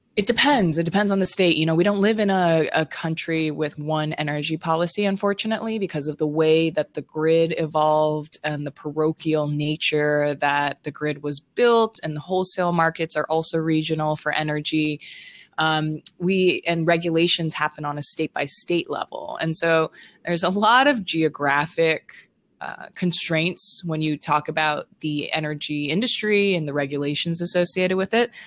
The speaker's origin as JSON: {"language": "English", "town": "Honolulu", "region": "Hawaii", "country": "United States", "tie": "born or raised there", "said": "Growing up in Honolulu, Hawaii"}